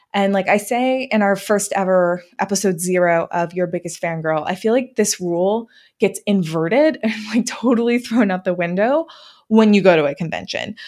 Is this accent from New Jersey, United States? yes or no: yes; New Jersey, United States; I grew up in New Jersey